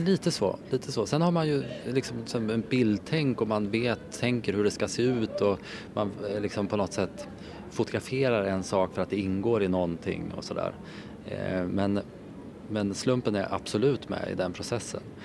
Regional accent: Hallsberg, Örebro County, Sweden; also born or lived in Värmland; jag är uppvuxen i Hallsberg. Eh, men mina föräldrar är från Värmland så att vi har, jag har alltid varit där under hela min barndom så jag är uppvuxen på båda ställena

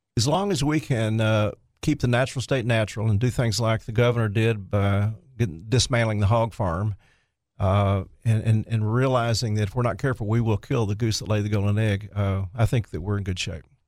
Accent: Jonesboro, Arkansas, United States; my hometown, Jonesboro

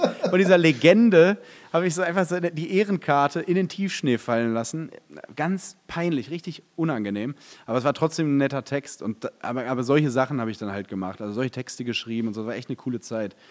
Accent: Detmold, North Rhine-Westphalia, Germany; ich bin in Detmold groß geworden

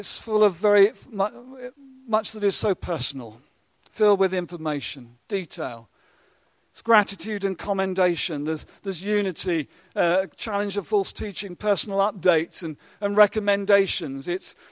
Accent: England, United Kingdom; we're so English at times

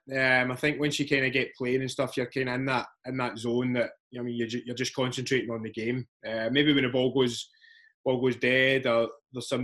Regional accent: Bishopbriggs, Scotland, United Kingdom; I was always Bishop Briggs in Glasgow. That's where I've been from a wee boy.

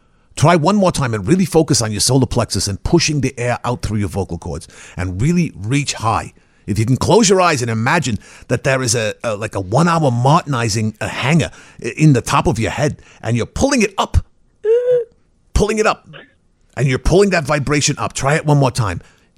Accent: United States; Well, no, I'm originally from the United States, but I studied in Prague for my doctorate.

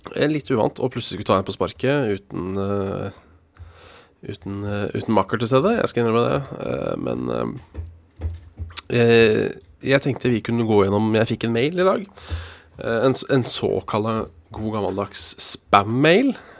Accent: Hønefoss, Buskerud, Norway; jeg er fra Hønefoss

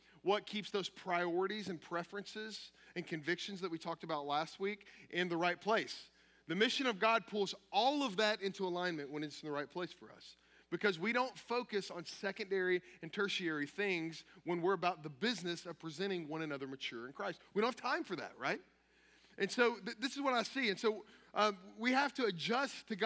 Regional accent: Kentucky, United States; I'm from Kentucky.

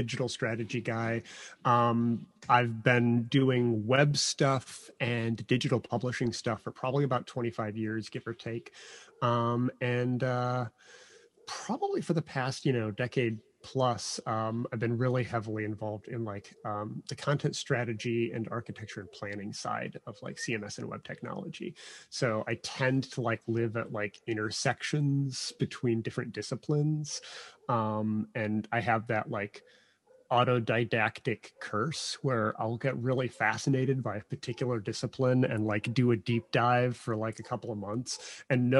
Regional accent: Chicago suburbs, Illinois, United States; I'm from the Chicago suburbs

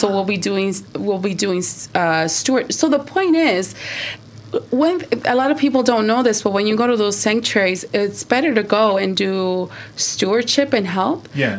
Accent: Michoacán, Mexico; Yeah, but I come from Michoacán, and my parents were farm workers.

